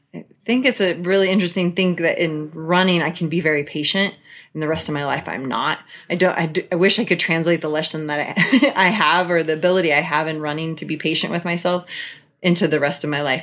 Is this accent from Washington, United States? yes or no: yes; Pacific Northwest, Washington, United States; I grew up in the Pacific Northwest. My parents moved to Washington State when I was a year old